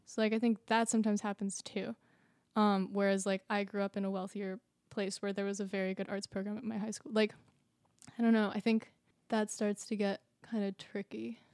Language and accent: English; Mamaroneck, New York, United States; I was born in Mamaroneck